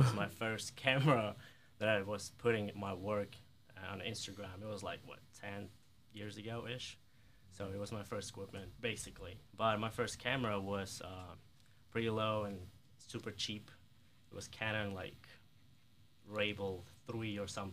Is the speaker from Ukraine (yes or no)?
yes; Kyiv, Ukraine; English is a second language; moved away as an adult; also born or lived in New York; now in Mississippi, United States; I'm from Europe, from Ukraine, Kiev